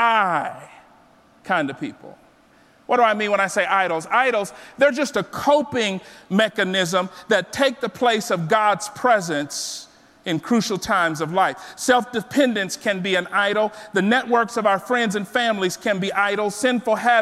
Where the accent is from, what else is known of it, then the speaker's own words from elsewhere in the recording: South Texas, United States; I was born and raised in South Texas